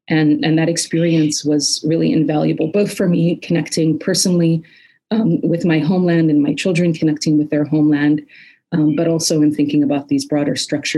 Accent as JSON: {"language": "English", "town": "Chicago", "region": "Illinois", "country": "United States", "tie": "born or raised there", "also_born_or_lived": "Palestine", "said": "I was born in Palestine and grew up in Chicago in a primarily Palestinian community. And in 1987, my family moved to Palestine, moved back in an effort to sort of lay our roots down back in Palestine."}